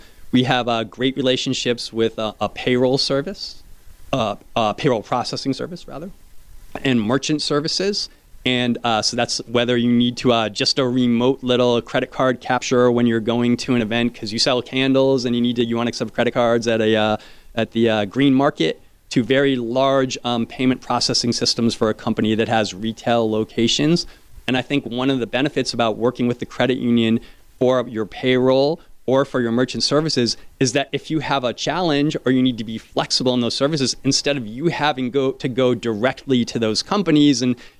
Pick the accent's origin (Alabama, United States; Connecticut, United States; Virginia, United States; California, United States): Connecticut, United States; now in South Florida, United States; I grew up in Connecticut